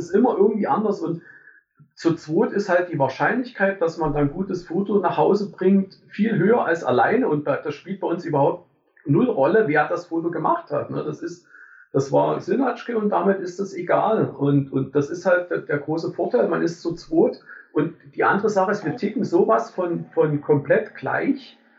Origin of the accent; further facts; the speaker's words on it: Germany; ich bin an der DDR groß geworden